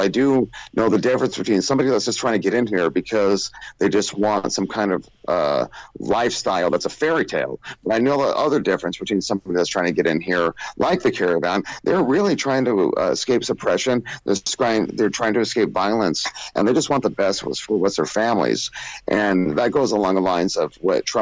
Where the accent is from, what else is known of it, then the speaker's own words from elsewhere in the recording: California, United States; I'm a proud California boy